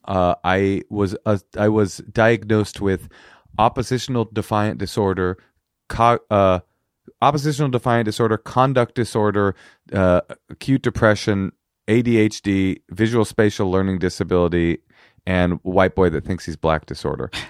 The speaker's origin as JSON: {"language": "English", "town": "Oakland", "region": "California", "country": "United States", "tie": "born or raised there", "also_born_or_lived": "New York", "first_language": "American Sign Language", "second_language": "English", "said": "I was raised in Oakland with my s, my mother, my, a deaf single mother on welfare in Oakland Public Schools"}